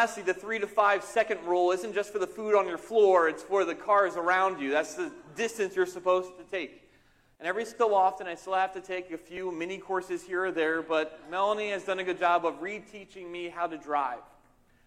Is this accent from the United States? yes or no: yes; outside of Philadelphia, southern New Jersey, United States; now in Northeastern Pennsylvania, United States; I grew up in southern Jersey, outside of Philadelphia